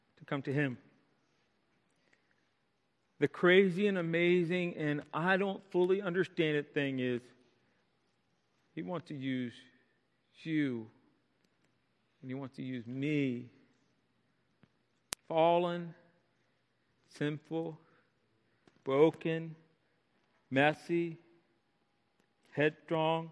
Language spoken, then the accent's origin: English; Mechanicsville, Virginia, United States; my hometown, Mechanicsville